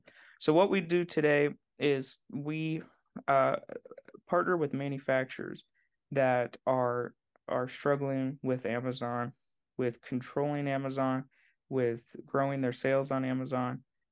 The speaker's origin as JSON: {"language": "English", "region": "Indiana", "country": "United States", "tie": "born or raised there", "said": "Oh, man. Well, I grew up in Southern Indiana and I grew up in a cornfield"}